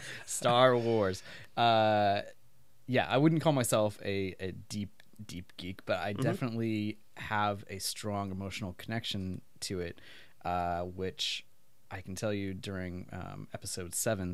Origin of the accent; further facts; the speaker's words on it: Pacific Northwest, United States; And it looked like the environment I grew up in the Pacific Northwest.